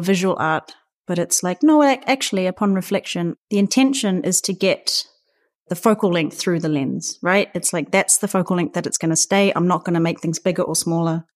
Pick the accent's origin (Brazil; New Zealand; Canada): New Zealand; Auckland; moved away as an adult; now in Berlin, Germany; I'm from Aotearoa, New Zealand